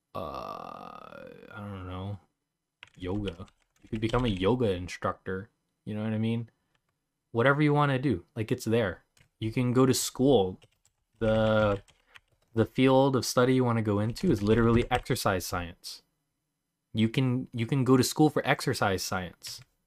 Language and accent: English; Philippines; I'm Filipino